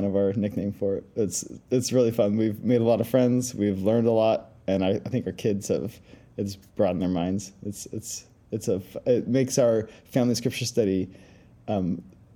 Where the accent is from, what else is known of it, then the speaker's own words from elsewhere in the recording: Ukiah, California, United States; moved away as an adult; also born or lived in El Salvador; now in Middle East; I was born and raised in Ukiah, California, which is this lovely little town nestled in the hills between the redwood trees